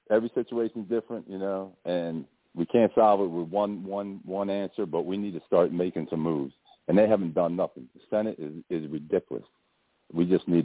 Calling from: Delaware, United States; I'm calling from Delaware

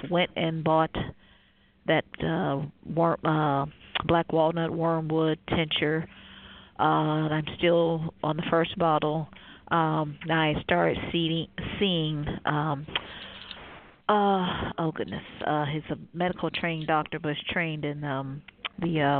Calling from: Cleveland, Ohio, United States; Cleveland, Ohio.

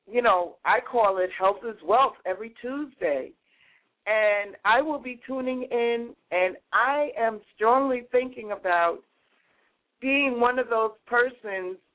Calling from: New York City, New York, United States; I'm calling from the People's Republic of Brooklyn right now.

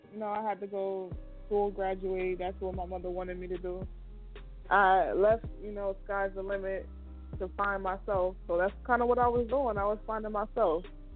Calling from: Trenton, New Jersey, United States; also born or lived in Atlanta, Georgia; I'm calling from Trenton, New Jersey.

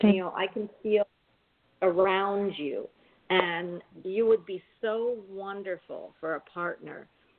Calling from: Florida, United States; I'm calling from Florida

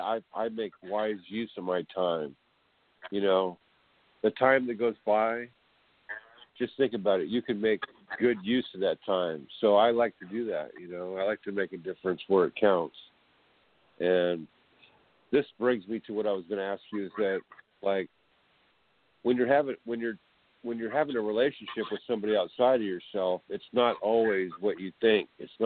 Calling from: California, United States

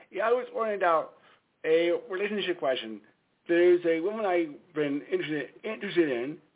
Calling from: Stamford, Connecticut, United States; Stamford, Connecticut.

